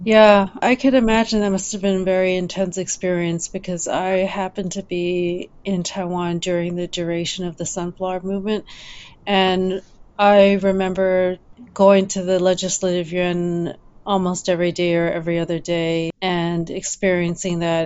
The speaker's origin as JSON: {"language": "English", "town": "Ottawa", "region": "Ontario", "country": "Canada", "tie": "born or raised there", "also_born_or_lived": "Champaign-Urbana, Illinois", "moved": "as an adult", "said": "I grew up in Ottawa"}